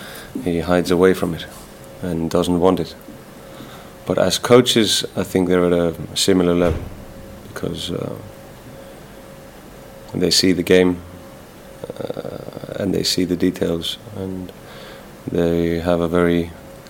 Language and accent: English; Iceland; English is a second language; moved away; also born or lived in Spain / England; we grew up in Iceland, speaking English, watching English football